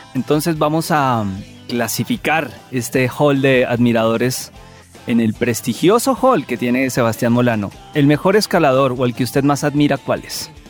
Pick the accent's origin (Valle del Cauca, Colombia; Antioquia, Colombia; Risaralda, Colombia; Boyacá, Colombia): Boyacá, Colombia; Paipa; yo soy de Paipa también uno cuando niño en esas calles de Paipa, uno vivía muchísimas cosas